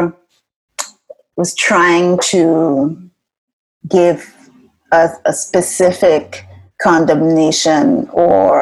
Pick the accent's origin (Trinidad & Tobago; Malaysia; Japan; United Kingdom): Trinidad & Tobago; moved away as an adult; now in United States; growing up in Trinidad